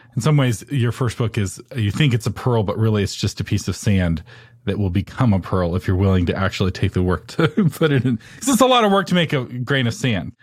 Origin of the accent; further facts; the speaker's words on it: Texas, United States; I'm from Texas.